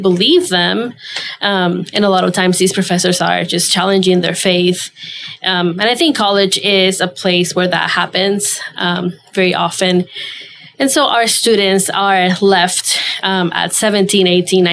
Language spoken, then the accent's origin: English; Venezuela; moved away as an adult; now in United States; I was born and raised in Venezuela. That's my home